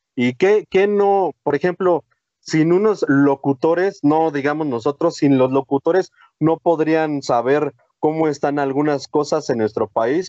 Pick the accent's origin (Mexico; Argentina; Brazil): Mexico; recordamos lo que somos los mexicanos